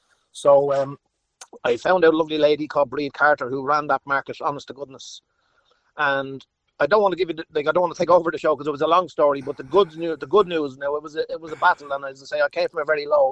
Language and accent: English; Ireland; I'm very proud of being an Irish man